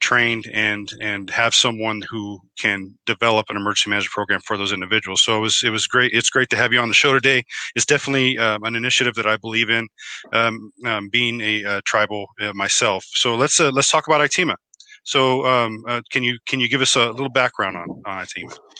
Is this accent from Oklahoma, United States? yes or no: yes; Oklahoma, United States; I was born in Oklahoma and I am a member of the uh, Choctaw tribe